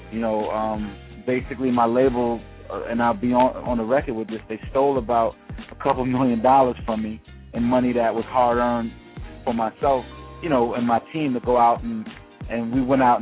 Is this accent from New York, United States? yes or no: yes; New York City, New York, United States; I'm from the Heights. I'm from Uptown.